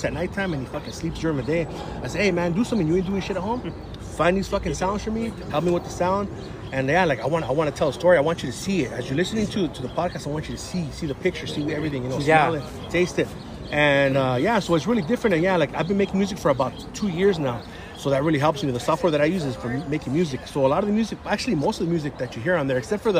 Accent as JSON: {"language": "English", "town": "San Gabriel", "region": "California", "country": "United States", "tie": "born or raised there", "lives_now": "Alhambra, United States", "said": "I grew up in San Gabriel."}